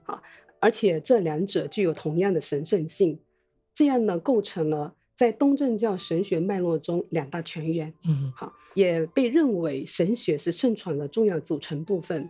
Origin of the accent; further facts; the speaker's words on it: Wenzhou, Zhejiang, China; now in Taiwan; 我是来自，呃，浙江温州